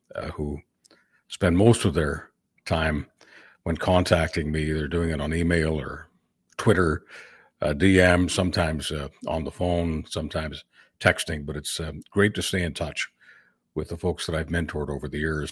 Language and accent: English; Canada; as a Canadian